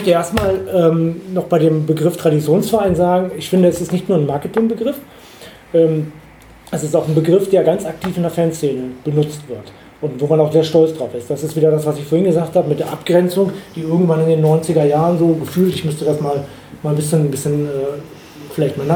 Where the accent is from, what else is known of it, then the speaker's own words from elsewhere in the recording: Dortmund, North Rhine-Westphalia, Germany; moved away as an adult; now in Duderstadt, Germany; ich bin in Dortmund geboren und ich bin in Dortmund groß geworden. Dann bin ich nach Göttingen gekommen